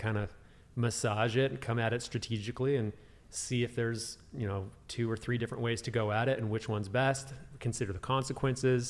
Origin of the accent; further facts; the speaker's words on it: California, United States; also born or lived in Illinois / Utah; I was born in Illinois in the Midwest. I was then transplanted to California, so I claim California as my place of growth